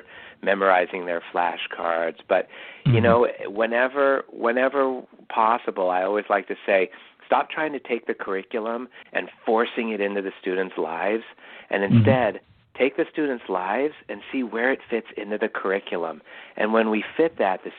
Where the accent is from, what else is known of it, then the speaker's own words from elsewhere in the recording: Irvine, California, United States; I grew up in Irvine, California, some of the best public schools in the country